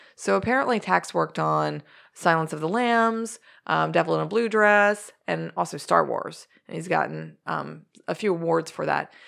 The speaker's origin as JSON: {"language": "English", "town": "Doylestown", "region": "Pennsylvania", "country": "United States", "tie": "born or raised there", "moved": "yes", "said": "we grew up in Doylestown, Pennsylvania with well water"}